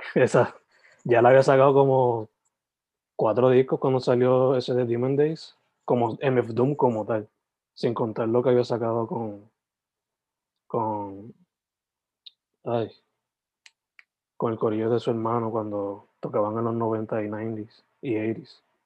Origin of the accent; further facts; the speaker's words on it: Sabana Grande, Puerto Rico; moved away as an adult; now in Carolina, Puerto Rico; Yo soy original de Sabana Grande, San Germán, pero me tuve que mover para Carolina